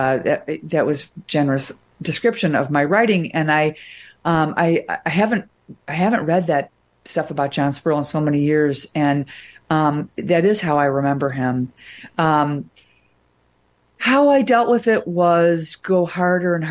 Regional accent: Wilmette, Illinois, United States; moved away; I'm from Wilmette.

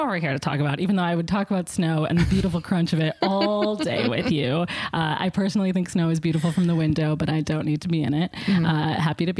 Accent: Chicago, Illinois, United States; now in Los Angeles, United States; I am from Chicago.

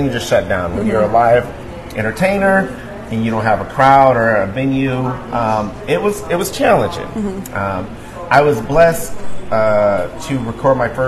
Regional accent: Detroit, Michigan, United States; Family and just growing up in Detroit and growing up around people that laugh at just about everything

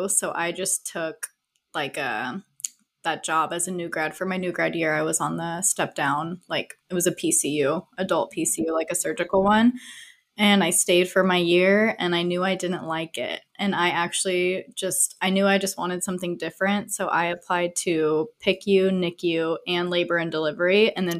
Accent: Alpine, California, United States; moved away as an adult; now in Phoenix, United States; I'm from like East County, San Diego. I lived in Alpine.

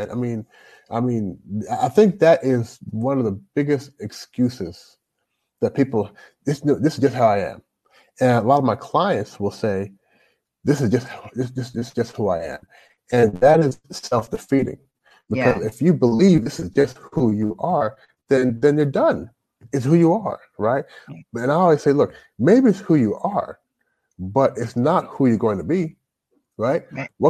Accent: Toronto, Ontario, Canada; now in United States; I'm a Canadian born Jamaican.

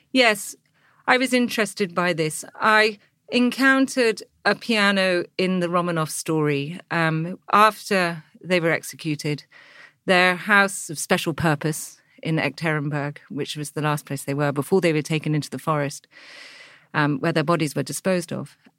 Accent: England, United Kingdom; as an English girl

